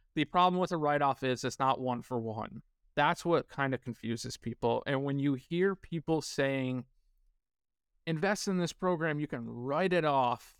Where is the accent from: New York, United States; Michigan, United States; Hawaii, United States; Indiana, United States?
New York, United States; northern; moved away as an adult; also born or lived in Kansas; I grew up in a very small, low-income, uh, town in northern New York.